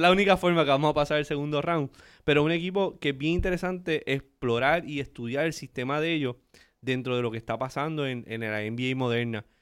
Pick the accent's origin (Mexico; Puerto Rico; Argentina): Puerto Rico; Aguadilla; los tiburones de Aguadilla, donde todo comenzó. Ese es mi pueblo natal